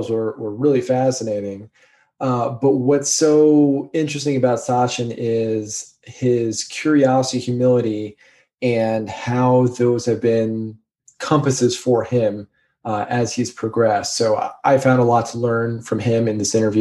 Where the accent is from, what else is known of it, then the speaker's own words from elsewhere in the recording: Central New Jersey, United States; I grew up in Central New Jersey